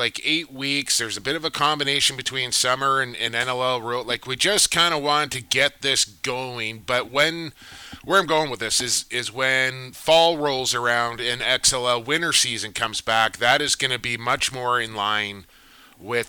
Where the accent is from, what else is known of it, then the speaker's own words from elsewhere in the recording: Coquitlam, British Columbia, Canada; I get to call a lacrosse game tonight from my hometown, the Palace on Poirier